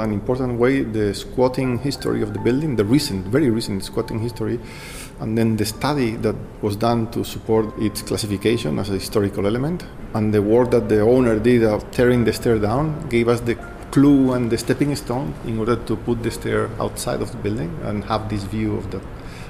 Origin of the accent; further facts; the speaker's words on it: Madrid, Community of Madrid, Spain; also born or lived in Princeton; I'm an architect from Madrid. I studied architecture in Madrid and did a master's at Princeton, and I have an office of architecture in Madrid.